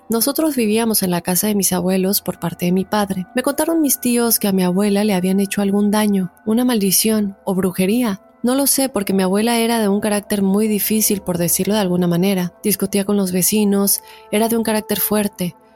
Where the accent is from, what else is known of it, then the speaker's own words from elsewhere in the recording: Peru; now in United States; Soy de Perú, actualmente radico en los Estados Unidos, pero quisiera contarte mi caso cuando estaba en Perú.